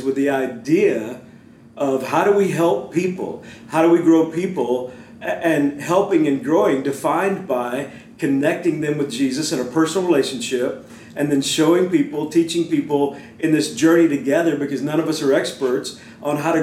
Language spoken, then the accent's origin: English; Beaumont, Texas, United States; growing up in Beaumont. I went to Westbrook High School